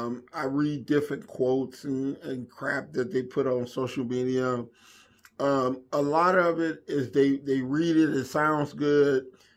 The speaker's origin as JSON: {"language": "English", "town": "Inglewood", "region": "California", "country": "United States", "tie": "born or raised there", "said": "I had a hard time, you know, running with gangs and going in and out of jail and growing up in Inglewood."}